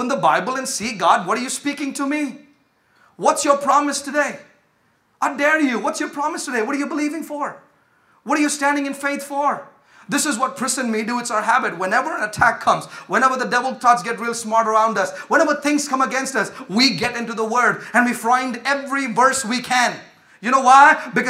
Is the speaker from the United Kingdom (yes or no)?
no; India; now in United States; I come from India